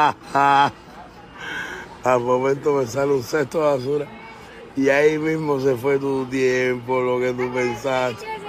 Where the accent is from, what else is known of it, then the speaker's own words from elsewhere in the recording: Cuba; now in Miami, United States; yo nací en Cuba, pero vivo en América del Norte.